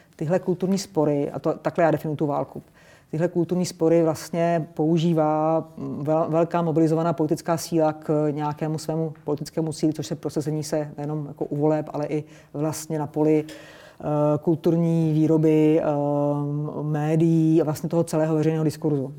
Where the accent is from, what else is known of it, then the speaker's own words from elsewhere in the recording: Czechia; jsme Češi, jsme Evropani